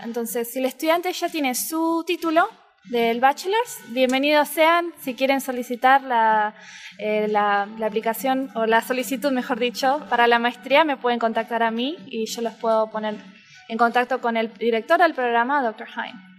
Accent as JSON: {"language": "Spanish", "region": "Buenos Aires", "country": "Argentina", "accent": "rioplatense", "moved": "as an adult", "lives_now": "Miami, United States", "said": "Soy de Buenos Aires, soy porteña, como decimos los argentinos"}